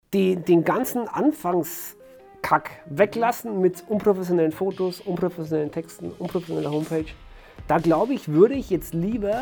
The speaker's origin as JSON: {"language": "German", "area": "Franconia, Nuremberg area", "region": "Bavaria", "country": "Germany", "tie": "born or raised there", "said": "war hier in Fachheim, meiner, meiner Heimatstadt, eine kleine Stadt im Fränkischen, im Nürnberger Raum."}